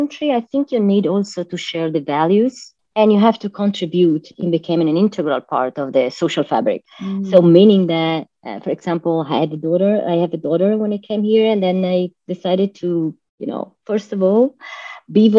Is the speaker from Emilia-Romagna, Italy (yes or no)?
no; Milan, Lombardy, Italy; moved away as an adult; now in Florida, United States; I live in Florida, but I was born and raised in Milan, Italy, and I moved to USA